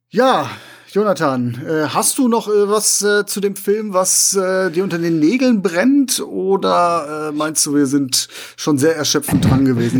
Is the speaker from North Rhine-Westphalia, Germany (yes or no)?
yes; Essen, North Rhine-Westphalia, Germany; meine Heimatstadt Essen